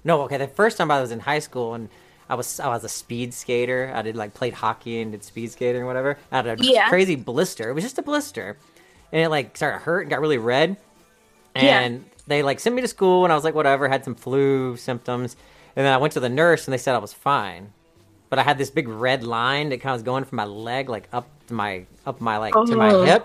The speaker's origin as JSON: {"language": "English", "region": "the South", "country": "United States", "said": "I'm from the South"}